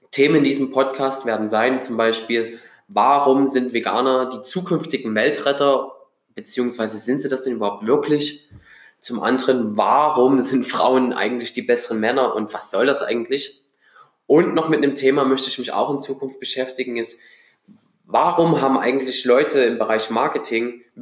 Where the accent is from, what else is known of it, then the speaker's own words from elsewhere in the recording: Dresden, Saxony, Germany; ich bin 26 Jahre jung und wohne seit 2016 wieder in meiner alten Heimatstadt Dresden.